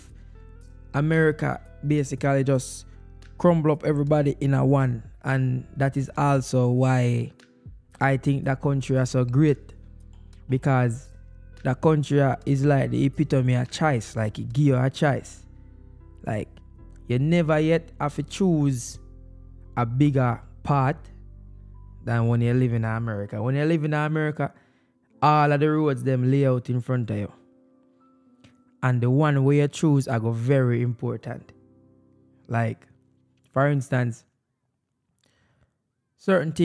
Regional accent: Jamaica; now in United States; As a Jamaican

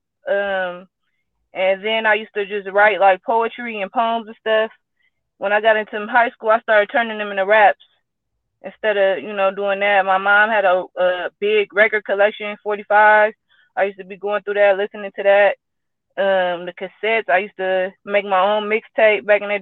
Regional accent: San Francisco, California, United States; I'm from the Bay, Frisco, Hunters Point, California.

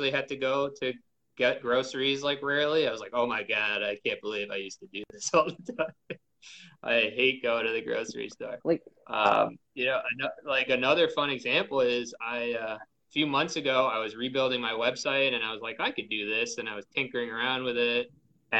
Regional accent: New York City, New York, United States; I grew up in Queens

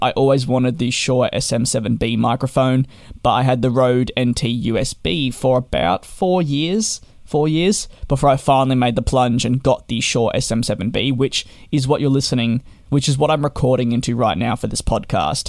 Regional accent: Australia; Being Australian

